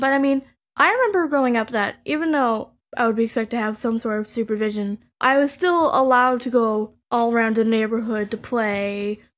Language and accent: English; Canada; I'm Canadian